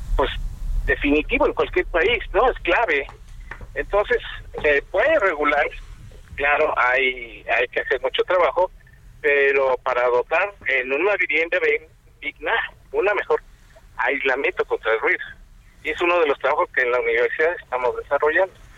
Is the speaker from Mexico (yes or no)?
yes; Mexico; Nosotros como mexicanos